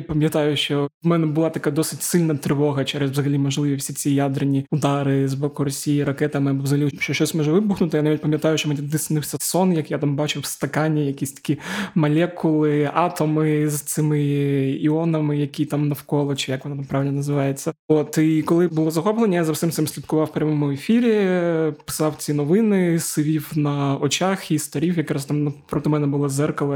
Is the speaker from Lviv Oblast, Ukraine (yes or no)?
no; Zaporizhzhia, Zaporizhzhia Oblast, Ukraine; moved away; моє рідне Запоріжжя